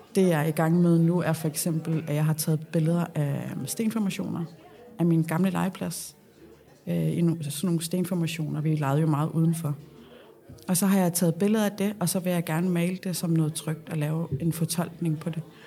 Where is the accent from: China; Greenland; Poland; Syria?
Greenland; Nuuk, Sermersooq; moved away as an adult; also born or lived in Copenhagen, Denmark / Odense, Denmark; now in Rudkøbing, Denmark; jeg er født og opvokset i Nuuk